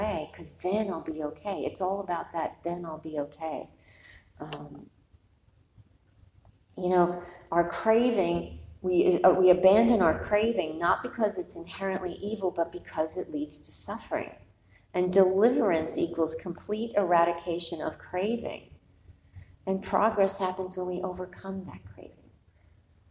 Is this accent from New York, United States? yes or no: yes; New York, United States; I'm born and raised in New York